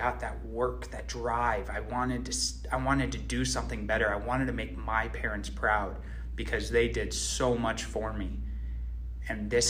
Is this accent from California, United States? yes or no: no; Phoenix, Arizona, United States; I grew up in Phoenix, Arizona